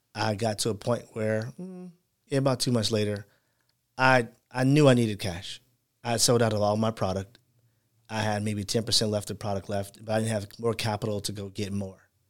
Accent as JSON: {"language": "English", "town": "Chicago", "region": "Illinois", "country": "United States", "said": "I'm from Chicago, so we say Michael Jordan is our hero"}